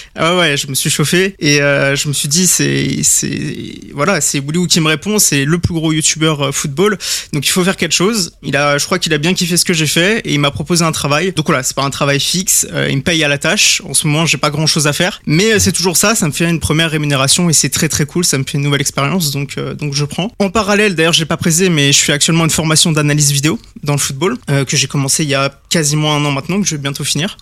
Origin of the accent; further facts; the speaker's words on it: Chambéry, Auvergne-Rhône-Alpes, France; moved away as an adult; now in Drôme, France; je suis né à Chambéry en Savoie et j'ai surtout vécu là-bas